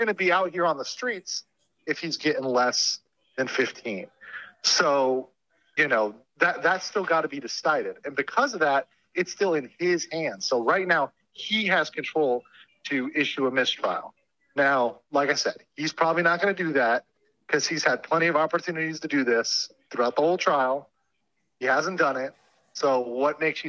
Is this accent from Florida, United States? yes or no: yes; Florida, United States; my home state of Florida